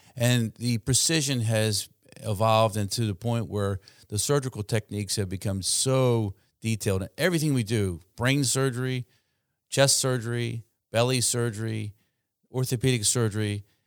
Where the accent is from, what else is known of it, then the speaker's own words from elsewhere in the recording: Baltimore, Maryland, United States; moved away as an adult; now in Salisbury, United States; I trained at University of Maryland in Baltimore, where I grew up